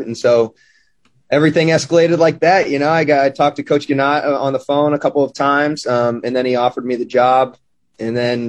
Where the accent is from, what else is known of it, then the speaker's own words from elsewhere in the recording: Midwest, United States; You know, I'm from the Midwest where about this time it's sweatshirt bonfire weather.